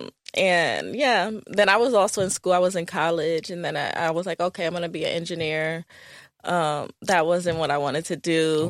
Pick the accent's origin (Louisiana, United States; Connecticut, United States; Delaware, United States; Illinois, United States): Connecticut, United States; Hartford; moved away as an adult; now in New Jersey, United States; I, um, grew up in Connecticut